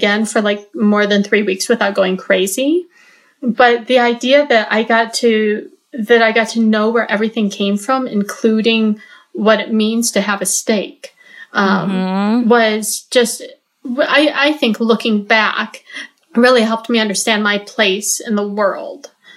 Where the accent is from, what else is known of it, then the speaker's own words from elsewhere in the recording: Michigan, United States; I grew up in Michigan on a gentleman's farm